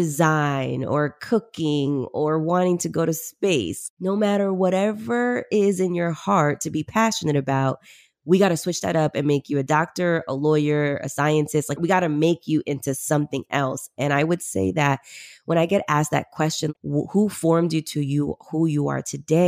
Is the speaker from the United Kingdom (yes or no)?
no; Peru; moved away; but I came from Peru originally in the 90s. We migrated here.